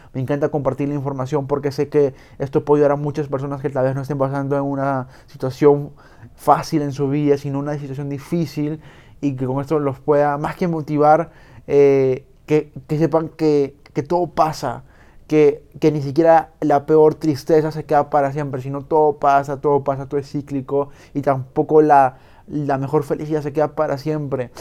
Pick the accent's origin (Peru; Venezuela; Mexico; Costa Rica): Peru